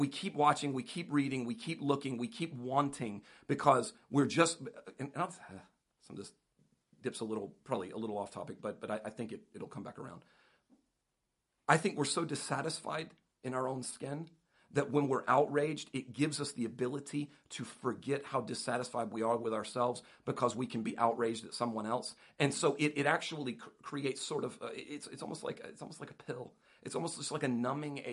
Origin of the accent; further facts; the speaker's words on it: United States; as an American